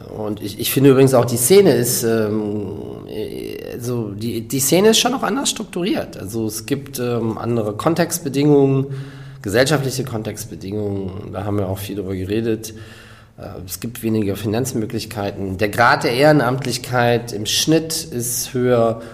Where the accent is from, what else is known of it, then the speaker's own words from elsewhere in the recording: Rhineland, Germany; moved away; also born or lived in South Africa / West Berlin; ich selber bin Rheinländer